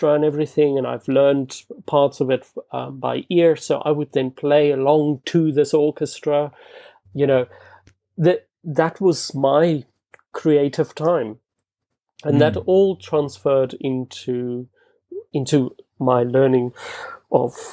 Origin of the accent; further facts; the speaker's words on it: Bloemfontein, Free State, South Africa; English is a second language; moved away as an adult; also born or lived in Scotland / United States; now in London, United Kingdom; Bloemfontein, which is the city that I grew up in South Africa